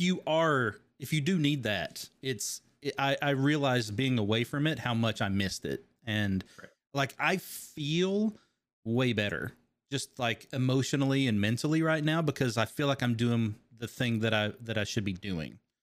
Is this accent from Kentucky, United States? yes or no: yes; Kentucky, United States; I grew up in Kentucky